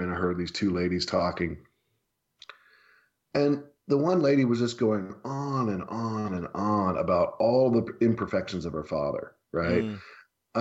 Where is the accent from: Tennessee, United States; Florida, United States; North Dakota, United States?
Tennessee, United States; growing up in the United States of America, and in particular in Tennessee